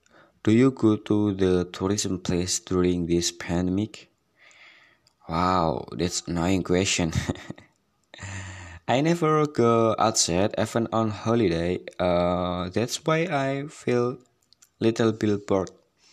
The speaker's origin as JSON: {"language": "English", "town": "Semarang", "region": "Central Java", "country": "Indonesia", "second_language": "English", "said": "Yeah, I'm originally from Semarang. I live with my parent in annoying sister."}